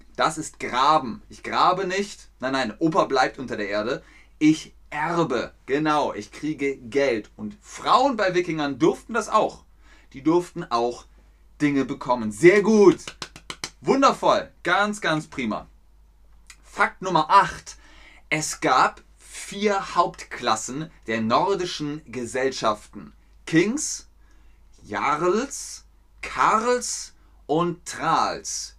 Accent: Cologne, North Rhine-Westphalia, Germany; ich bin in Köln geboren, also bin ich Ubier

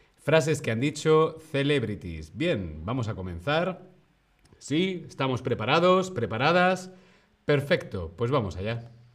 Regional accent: Alcalá de Henares, Community of Madrid, Spain; Yo soy de Alcalá de Henares

